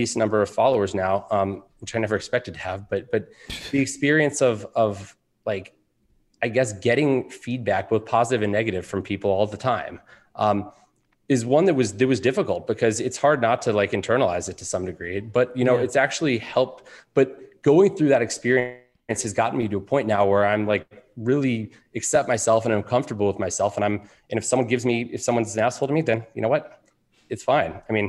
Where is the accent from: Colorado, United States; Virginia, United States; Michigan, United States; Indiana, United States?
Virginia, United States; Alexandria; I am. I grew up in Alexandria, Virginia, went to T.C. Williams High School.